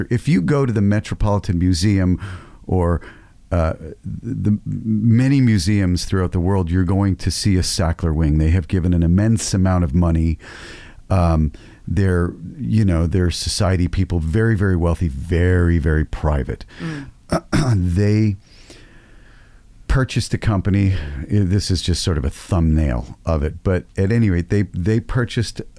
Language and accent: English; United States; because I'm from America